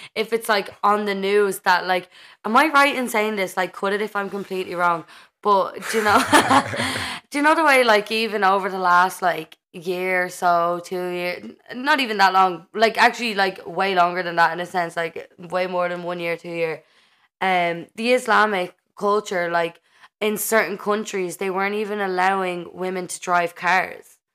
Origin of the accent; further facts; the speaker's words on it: Ireland; as an Irish person